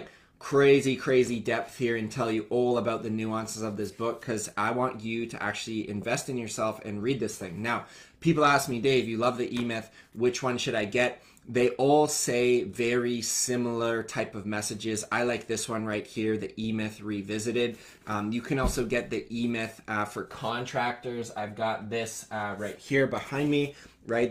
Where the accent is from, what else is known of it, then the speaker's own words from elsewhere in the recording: Canada; I came back to my hometown in Canada